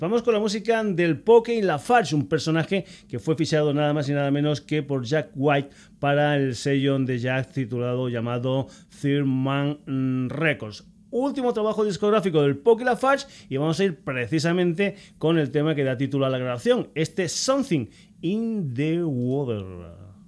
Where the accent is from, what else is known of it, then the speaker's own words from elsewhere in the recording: Extremadura, Spain; se dice en mi tierra